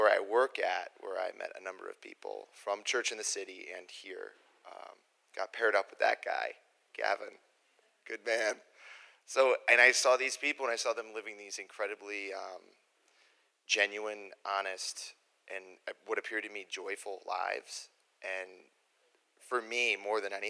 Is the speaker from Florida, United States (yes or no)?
no; Joliet, Illinois, United States; I grew up down in Joliet, the youngest of three kids